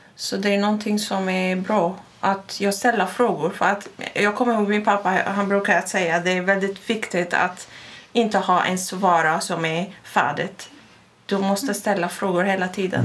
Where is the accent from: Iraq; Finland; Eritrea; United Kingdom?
Iraq; Baghdad, Baghdad Governorate; Swedish is a second language; now in Sweden; Jag har vuxit upp i Bagdad